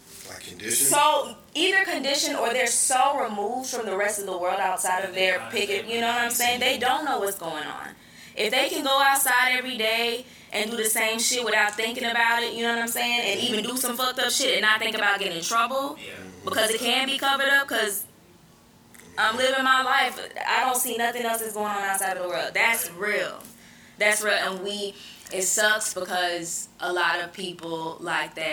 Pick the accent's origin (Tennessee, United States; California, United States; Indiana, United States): Tennessee, United States; Nashville; moved away; also born or lived in Chicago; growing up in Nashville